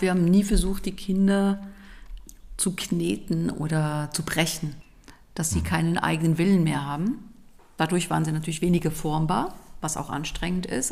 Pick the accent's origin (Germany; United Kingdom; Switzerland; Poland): Switzerland; ich komme aus der Schweiz.